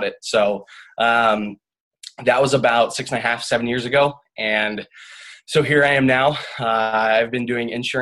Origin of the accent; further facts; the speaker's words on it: Omaha, Nebraska, United States; I'm a Midwest boy. I grew up in Omaha, Nebraska.